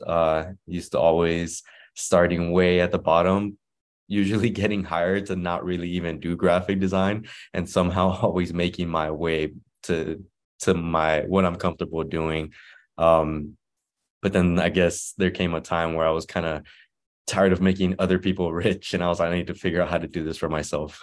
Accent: Inglewood, California, United States; also born or lived in Guadalajara, Mexico; I was born in Guadalajara, Mexico, uh, and then my parents migrated to Inglewood, uh, when I was about one

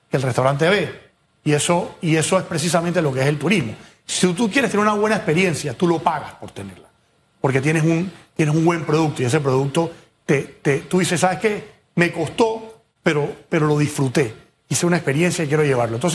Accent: Panama; Panamá sí tiene buenos productos, Hugo.

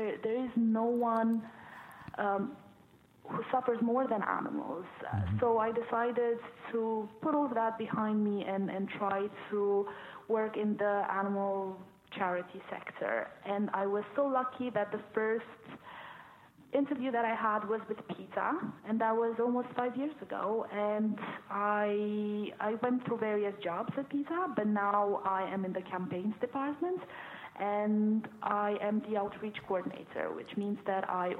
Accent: Romania; moved away as an adult; now in United Kingdom; I am originally from Romania

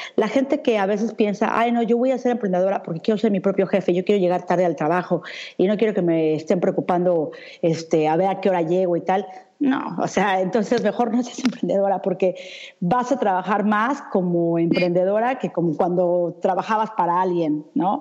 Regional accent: Mexico City, Mexico; moved away as an adult; also born or lived in United States / Europe; yo soy una mexicana que durante mucho tiempo viví en México. Me fui en el 99 de México, me fui para Estados Unidos y de ahí me vine a Europa.

